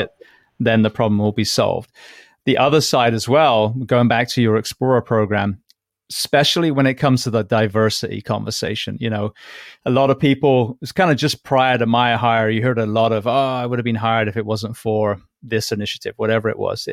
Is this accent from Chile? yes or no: no; England, United Kingdom; also born or lived in Japan / Orlando; now in Florida, United States; being English